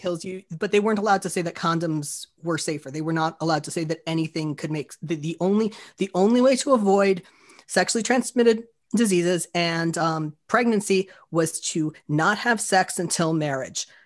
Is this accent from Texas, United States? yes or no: no; Florida, United States; I grew up in Florida